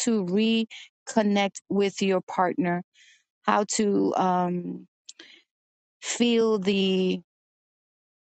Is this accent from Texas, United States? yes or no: no; New York City, New York, United States; also born or lived in Brooklyn / Dominican Republic (parents); I was a dancer when I was younger in Washington Heights in New York